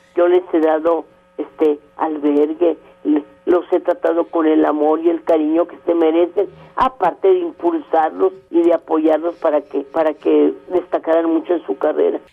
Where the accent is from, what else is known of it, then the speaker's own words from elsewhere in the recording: Torreón, Coahuila, Mexico; moved away; also born or lived in Monterrey; me inicié primero que nada en mi tierra, en Torreón